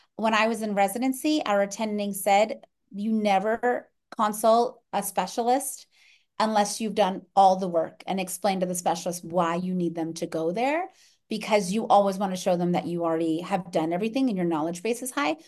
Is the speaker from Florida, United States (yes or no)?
yes; Orlando, Florida, United States; moved away; I grew up in Orlando, Florida